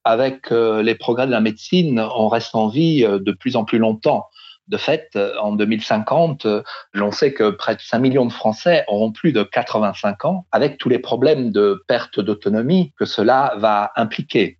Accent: France; chez nous en France

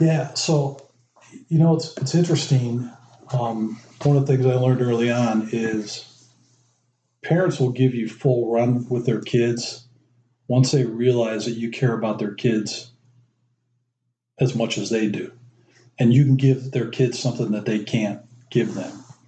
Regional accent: Dayton, Ohio, United States; also born or lived in Youngstown, Ohio / Cleveland, Ohio; we moved to Cleveland when I was three, lived there till I was ten, then moved to Dayton. So I basically grew up in Dayton, Ohio

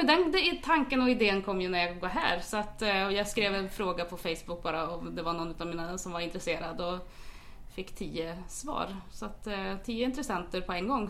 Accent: small place about 15 km from Järvsö, near Ljusdal, Gävleborg County, Sweden; det är ju en och en halv mil ifrån, så att det är- där är jag född och uppvuxen

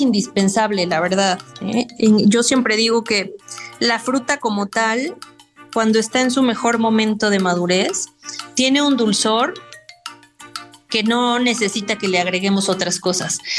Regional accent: Puebla, Mexico; soy chef poblana 100% poblana

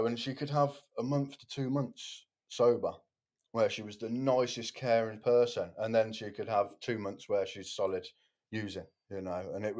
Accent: Cardiff, Wales, United Kingdom; In Tyler.

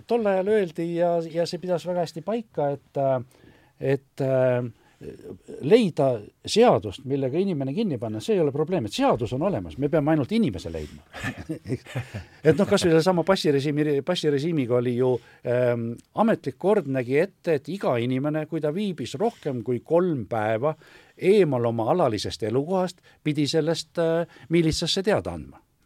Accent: Pärnu, Pärnu County, Estonia; moved away; ma olen küll Pärnust pärit

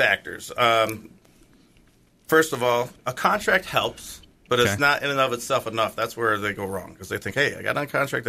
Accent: Pennsylvania, United States; moved away; that's my home state

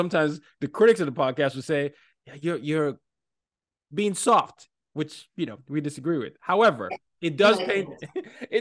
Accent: Lagos, Nigeria; also born or lived in Northern Virginia; now in New York City, United States; my hometown, Lagos, Nigeria

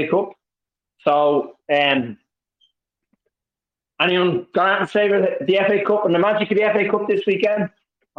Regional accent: Dublin, Leinster, Ireland; from Dublin

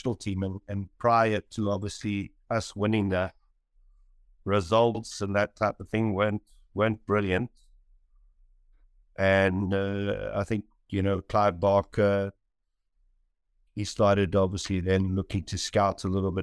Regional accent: Roodepoort, Gauteng, South Africa; moved away as an adult; also born or lived in Portugal; now in Cape Town, South Africa; born and bred in Roodepoort, you know, went to school there and grew up there

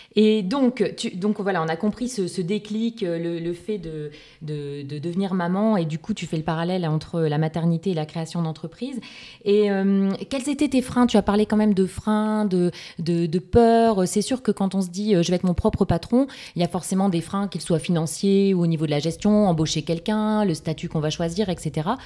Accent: Lille, Hauts-de-France, France; Je suis lilloise

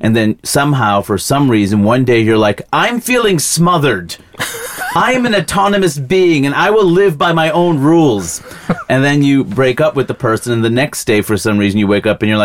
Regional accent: United States; also born or lived in India (heritage); as an American citizen

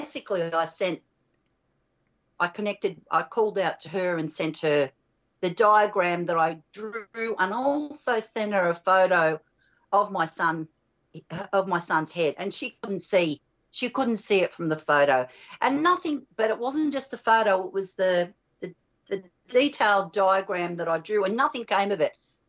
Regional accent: Australia; growing up in Australia

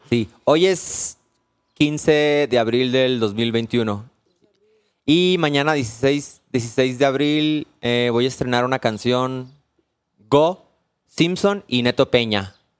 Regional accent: Hermosillo, Sonora, Mexico; yo soy de Hermosillo.

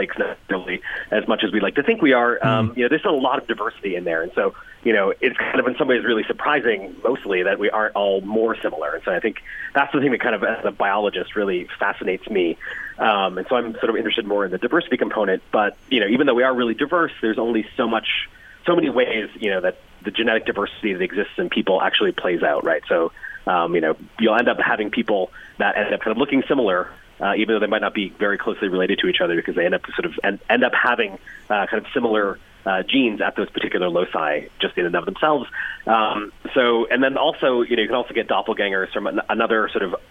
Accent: United States; accent: American; I'm American, as you can tell from my voice, but yes, my family came from Ireland in the 1840s.

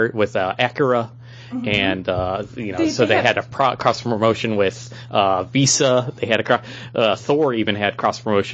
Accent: Texas, United States; I was born in Texas

